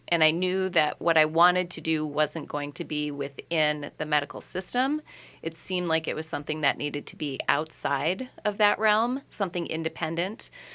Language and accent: English; Minneapolis–Saint Paul, Minnesota, United States; born in the Twin Cities